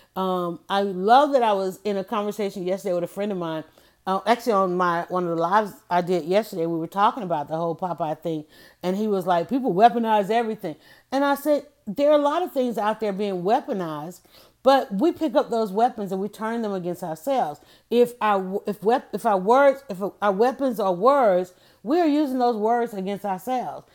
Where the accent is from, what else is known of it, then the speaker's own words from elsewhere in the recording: Atlanta, Georgia, United States; I grew up in Atlanta, and my parents were baseball lovers